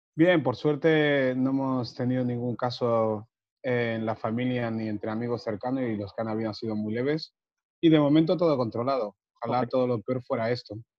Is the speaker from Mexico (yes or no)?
no; Barcelona, Catalonia, Spain; also born or lived in Africa; nos vinimos yo y mis dos hermanos, mi hermano y mi hermana, a Barcelona a vivir. y ahí es cuando empezó el tema de tocar el fútbol de cerca, porque antes de los nueve años